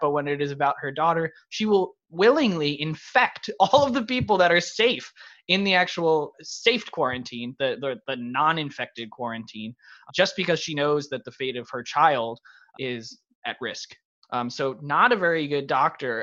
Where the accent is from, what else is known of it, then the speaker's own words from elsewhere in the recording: New York City, New York, United States; moved away; I'm from New York originally